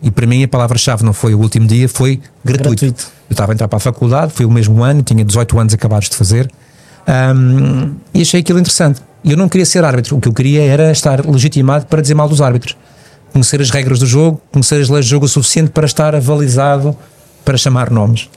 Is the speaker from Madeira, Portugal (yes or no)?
yes; Madeira, Portugal; Eu fiz infantis e iniciados, dois anos de iniciados no Nacional da Madeira, eu sou madeirense, foi lá que eu joguei